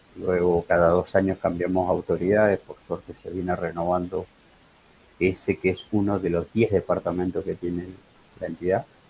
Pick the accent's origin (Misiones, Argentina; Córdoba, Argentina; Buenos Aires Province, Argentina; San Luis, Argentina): Buenos Aires Province, Argentina; Campana; yo soy oriundo, nací, soy en Campana